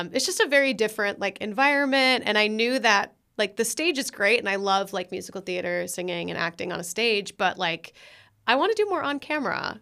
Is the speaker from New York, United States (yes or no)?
no; Minnesota, United States; moved away; also born or lived in Florida / Los Angeles; born and raised in Minnesota